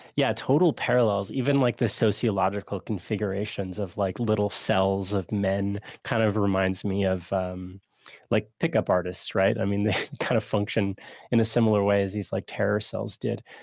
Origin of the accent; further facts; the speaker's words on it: Canada; as a Canadian